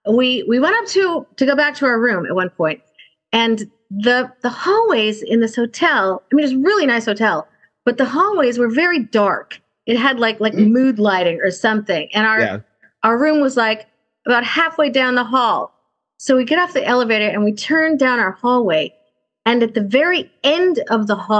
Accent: California, United States; grew up in California

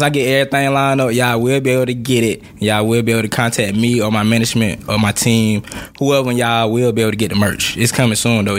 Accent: Atmore, Alabama, United States; now in Atlanta, United States; everybody think I'm from Atlanta, but I'm not. I am from Atmore, Alabama.

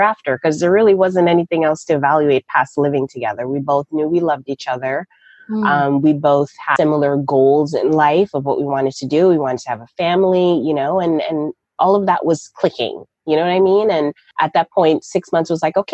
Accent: Toronto, Ontario, Canada; moved away as an adult; also born or lived in Raleigh, North Carolina; I'm originally from Toronto, Canada. I was born and raised there

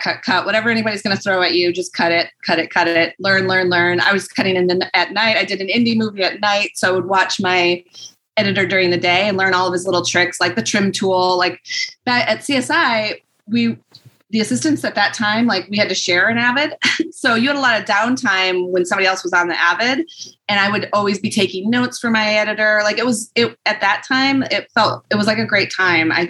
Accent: Michigan, United States; I'm from there

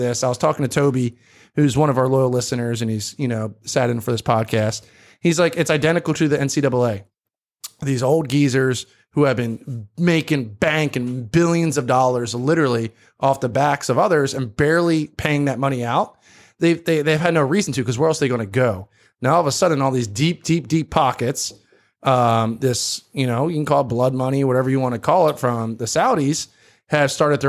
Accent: New Jersey, United States; accent: Jersey; My Jersey accent. I'm from New Jersey, South Jersey.

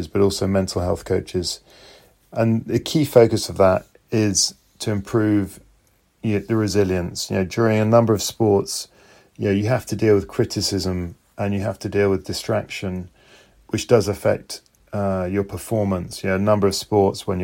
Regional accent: London, United Kingdom; I'm from London, the United Kingdom

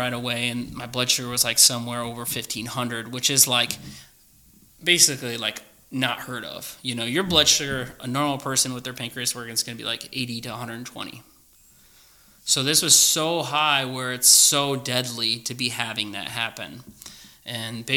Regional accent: Oregon, Ohio, United States; moved away as an adult; also born or lived in California; I grew up in Oregon, all the way from first grade all the way to high school. So Clay High School is where I went

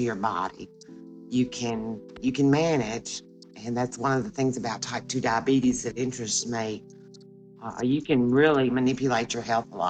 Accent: the South, United States; And I say I'm from the South.

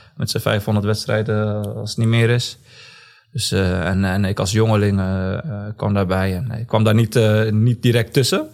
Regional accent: Zwolle, Overijssel, Netherlands; Geboren en getogen in Zwolle

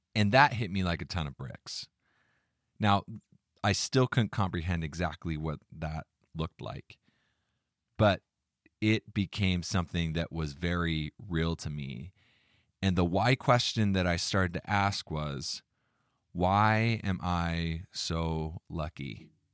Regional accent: United States; I was born in America, a free country

